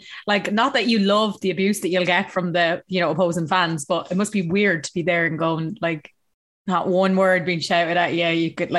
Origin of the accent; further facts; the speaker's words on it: County Louth, Ireland; now in Dublin, Ireland; Louth. So, oh, yeah, the culture is definitely still in the accent. I haven't lost it.